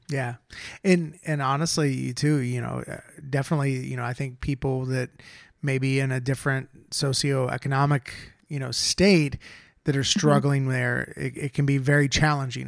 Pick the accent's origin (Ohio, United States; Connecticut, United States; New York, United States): Ohio, United States; moved away; we both lived in ohio i'm from ohio